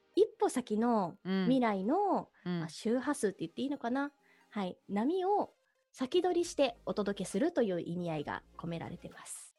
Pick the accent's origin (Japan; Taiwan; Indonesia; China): Japan; Nara; 私奈良県出身でもともとシステムエンジニアをやっていた